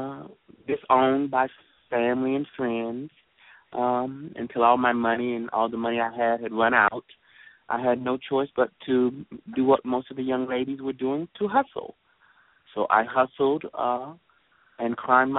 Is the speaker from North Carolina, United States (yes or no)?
yes; Jacksonville, North Carolina, United States; moved away as an adult; now in Los Angeles, United States; I was born and raised in Jacksonville by the base